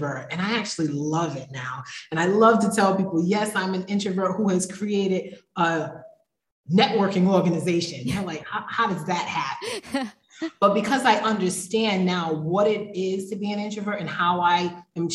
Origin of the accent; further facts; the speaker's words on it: Providence, Rhode Island, United States; moved away as an adult; also born or lived in Philadelphia, Pennsylvania / North Carolina; now in Mexico; So I was born in Philadelphia, Pennsylvania. I was raised in Providence, Rhode Island